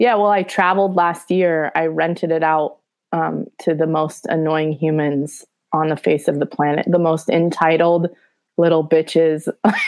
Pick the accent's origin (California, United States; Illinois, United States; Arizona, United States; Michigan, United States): California, United States; Studio City; Studio City.